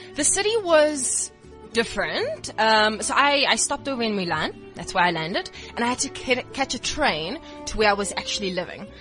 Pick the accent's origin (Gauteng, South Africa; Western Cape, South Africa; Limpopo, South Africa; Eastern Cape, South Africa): Eastern Cape, South Africa; Port Elizabeth; moved away; So originally, I am from Port Elizabeth